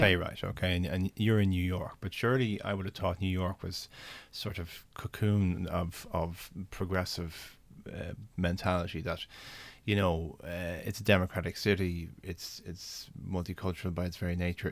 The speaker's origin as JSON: {"language": "English", "country": "Ireland", "said": "I'm an Irish senator. I made a speech in the Irish Senate"}